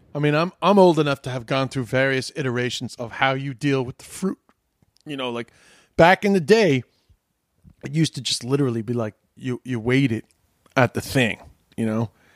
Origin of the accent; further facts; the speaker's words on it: United States; I'm an American